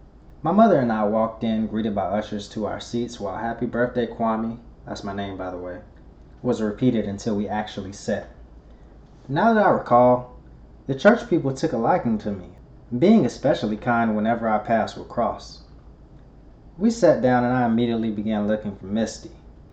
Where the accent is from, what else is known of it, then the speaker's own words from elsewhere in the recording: the South, United States; Growing up in the South, church was a big part of our lives.